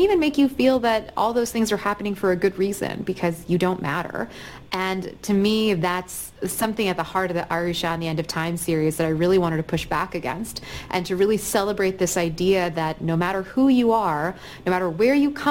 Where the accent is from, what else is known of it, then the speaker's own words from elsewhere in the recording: Atlanta, Georgia, United States; I'm from Atlanta, and I'm from a mixed-race home